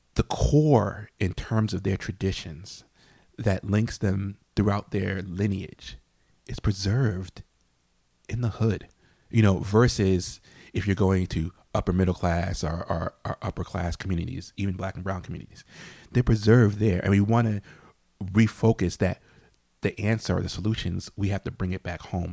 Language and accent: English; New Haven, Connecticut, United States; I grew up in New Hallville in New Haven